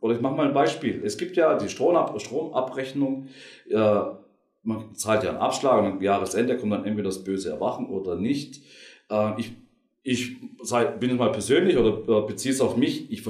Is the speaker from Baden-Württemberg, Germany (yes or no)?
yes; Baden-Württemberg, Germany; Und ich äh, bin Schwabe und ich liebe es einfach.